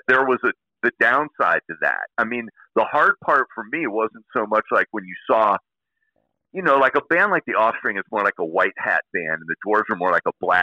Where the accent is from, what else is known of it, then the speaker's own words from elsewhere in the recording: Illinois, United States; moved away; I come from Illinois